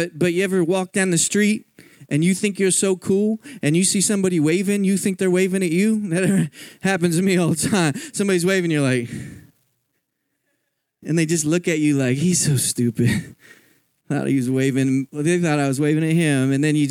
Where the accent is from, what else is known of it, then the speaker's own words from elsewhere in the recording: Philadelphia, Pennsylvania, United States; I grew up in Philadelphia my whole life, and I had never crossed the Mississippi.